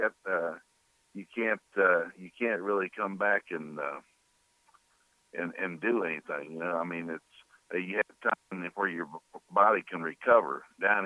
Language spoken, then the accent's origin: English; Kansas, United States; moved away as an adult; also born or lived in Chicago; now in New Orleans, United States; I was from Kansas